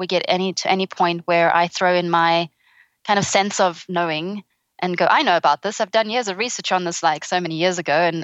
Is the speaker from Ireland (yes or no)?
no; South Africa; also born or lived in England; now in Australia; the sunshine seemed like a great alternative as a South African to England, which had been my home for more than a decade.